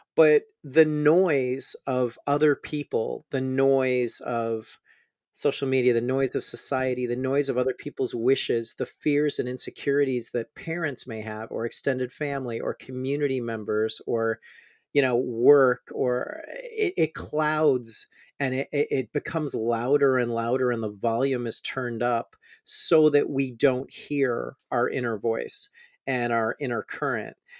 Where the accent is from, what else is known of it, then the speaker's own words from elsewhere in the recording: Chicago, Illinois, United States; moved away as an adult; also born or lived in Austin, Texas / Houston, Texas; I'm from Chicago